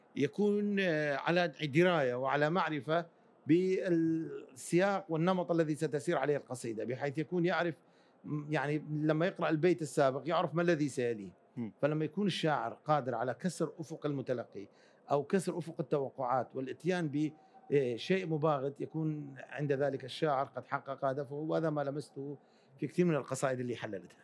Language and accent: Arabic; Mosul, Nineveh, Iraq; also born or lived in Akre, Kurdistan, Iraq; صحيح ولدت في كردستان في مدينه عقره اللي تبعد عن مدينه الموصل ساعه تقريبا لكني يعني كان عمري خمس سنوات انتقلنا انا والوالد انتقل الى الموصل وعشت كل طفولتي في الموصل